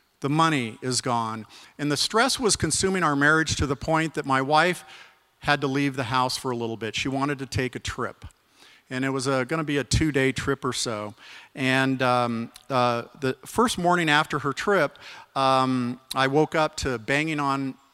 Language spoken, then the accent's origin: English; Arizona, United States; I grew up in Arizona. I had a wonderful childhood